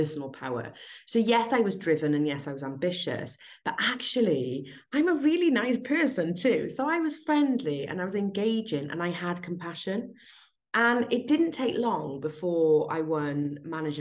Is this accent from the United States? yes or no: no; South Wales, United Kingdom; in 1979, when I was born in South Wales.